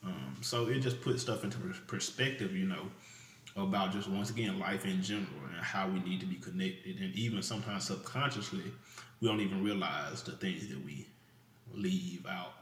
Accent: Mississippi, United States; I'm from Mississippi

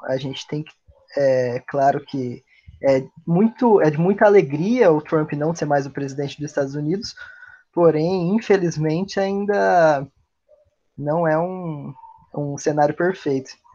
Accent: Brazil; nós, como latino-americanos também, nós, como brasileiros

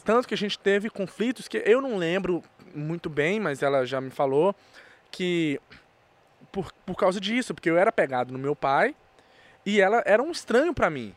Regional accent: Brazil; also born or lived in United States; Eu nasci na América e meu, minha certidão do Brasil de nascimento tá registrado com seis meses. Oh. Então, com seis meses, eu já estava no Brasil

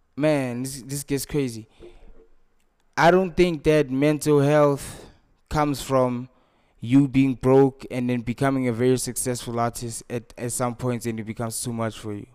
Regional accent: Snake Park?, Gauteng, South Africa; I was raised in Sanawane, that's my neighborhood

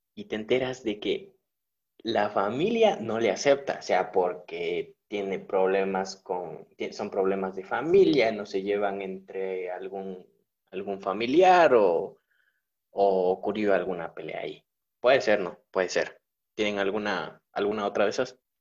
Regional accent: Ecuador; somos ecuatorianos ya

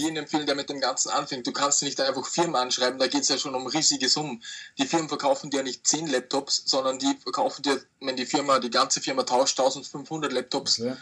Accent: Austria; ich komme aus Österreich

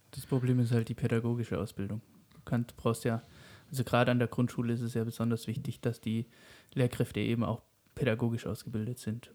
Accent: Germany; bei uns in Deutschland

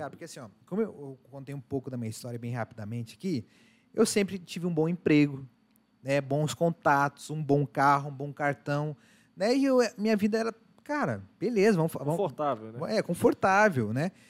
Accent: Curitiba, Paraná, Brazil; Eu sou curitibano

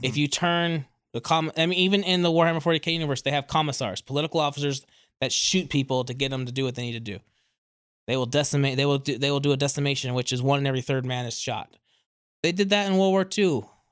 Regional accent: California, United States; moved away; also born or lived in East Coast, United States; I am originally from California and then spent the rest, mo, a lot, a lot of my life on the East Coast.

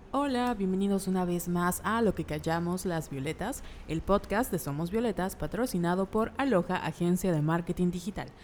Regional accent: Mexico; como mexicanos

